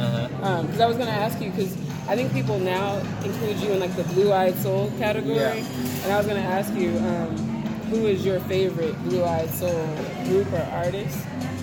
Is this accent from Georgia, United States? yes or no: yes; Atlanta, Georgia, United States; He's still in Atlanta. I'm from Atlanta, Georgia.